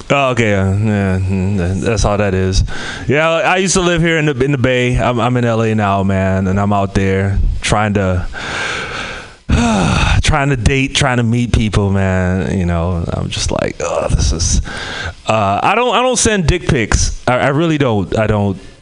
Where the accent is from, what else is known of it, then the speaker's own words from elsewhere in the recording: Trinidad & Tobago; moved away; I'm from the Caribbean, Trinidad and Tobago